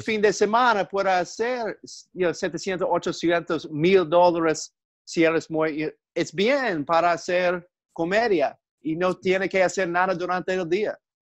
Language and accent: Spanish; New York, United States; Spanish is a second language; moved away as an adult; now in Dominican Republic; nací y crecí en Nueva York con muchas culturas diferentes